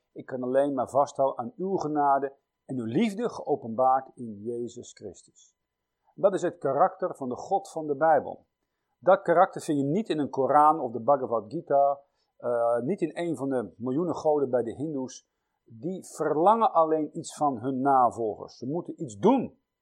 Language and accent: Dutch; Netherlands; als Nederlanders